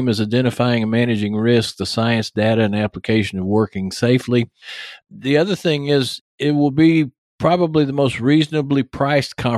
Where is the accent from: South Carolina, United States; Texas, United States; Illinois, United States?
Texas, United States; East; accent: East Texas; my East Texas accent